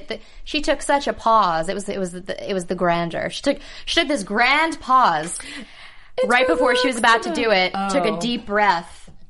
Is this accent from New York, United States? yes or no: no; New Jersey, United States; I'm from New Jersey.